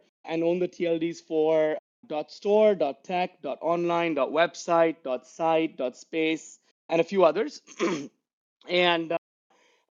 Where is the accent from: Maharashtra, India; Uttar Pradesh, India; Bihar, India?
Maharashtra, India; Mumbai; moved away as an adult; also born or lived in Dubai / New York / Bangalore; So I was born and raised in Mumbai in India. I spent the first 30 years of my life there